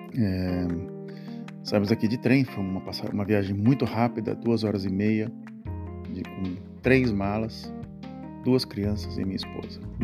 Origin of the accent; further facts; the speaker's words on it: Brazil; moved away as an adult; now in Netherlands; E essas últimas duas semanas eu estive no país onde eu nasci, o Brasil